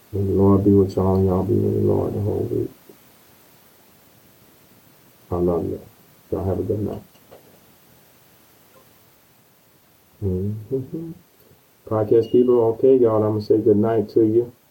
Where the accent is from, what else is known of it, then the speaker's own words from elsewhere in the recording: North Carolina, United States; moved away; my hometown, North Carolina